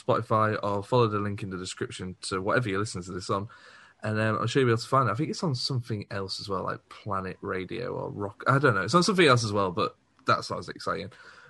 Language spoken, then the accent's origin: English; Liverpool, North West England, United Kingdom; Anybody who looks at me knows I'm from Liverpool, let's be honest.